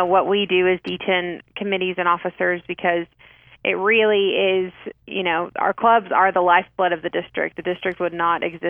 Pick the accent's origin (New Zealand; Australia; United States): United States; Amarillo, Texas; That's in my hometown of Amarillo. I grew up here.